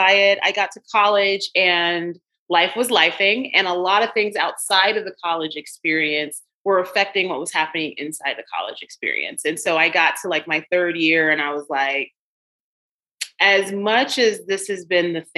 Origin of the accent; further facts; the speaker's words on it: Chicago, Illinois, United States; moved away; I'm a native Chicagoan, grew up in the South Side of Chicago.